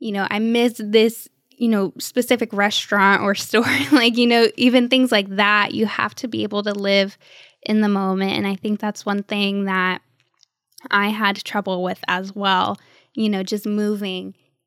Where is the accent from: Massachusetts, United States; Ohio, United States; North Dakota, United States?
Ohio, United States; Cleveland; also born or lived in Texas; now in Florida, United States; You know, since living in Texas, we were San Antonio Spurs fans. We're from Cleveland, Ohio.